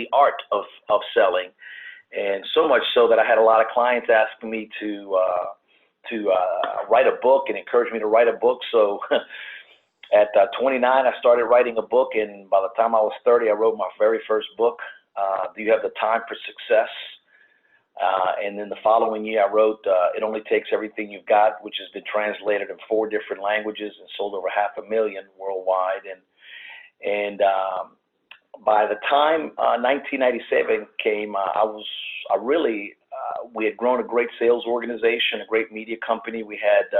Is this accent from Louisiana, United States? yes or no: yes; New Orleans, Louisiana, United States; born and raised in New Orleans